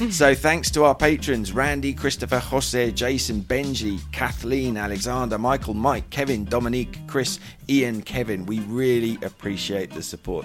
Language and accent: English; United Kingdom; now in Madrid, Spain; I'm a British journalist based in Madrid